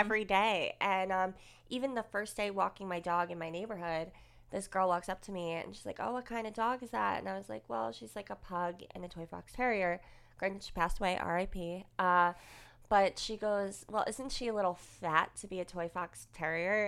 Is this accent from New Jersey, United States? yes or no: yes; Woodbridge, New Jersey, United States; moved away as an adult; also born or lived in Manalapan, New Jersey; I grew up in Woolbridge